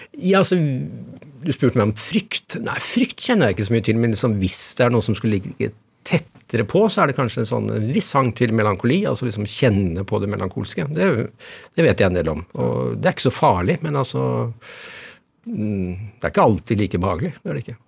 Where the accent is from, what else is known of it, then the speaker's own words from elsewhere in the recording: Innlandet, Norway; now in Oslo, Norway; nå kommer jeg fra Østerdalen